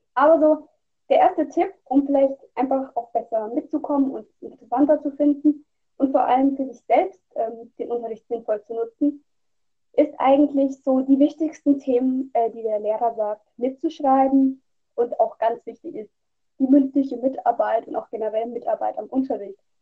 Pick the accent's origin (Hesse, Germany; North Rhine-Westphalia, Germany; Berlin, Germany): Hesse, Germany; Und ich komme aus Deutschland, also aus Hessen, also im Bundesland Hessen